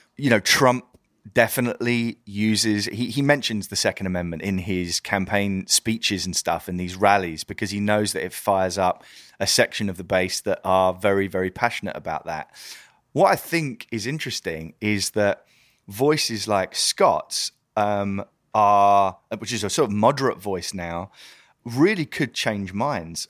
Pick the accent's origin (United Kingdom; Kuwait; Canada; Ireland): United Kingdom; I'm British